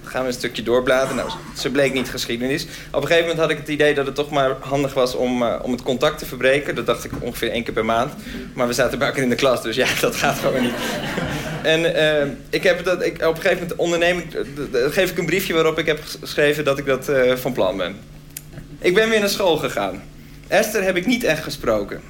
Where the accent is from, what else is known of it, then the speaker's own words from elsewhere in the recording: Groningen, Netherlands; Ik kwam zelf uit Groningen, dus dat was heel ver.